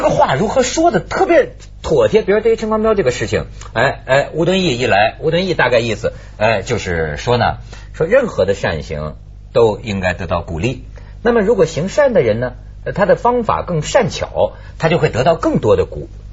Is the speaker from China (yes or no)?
yes; China; 我们中国人不压抑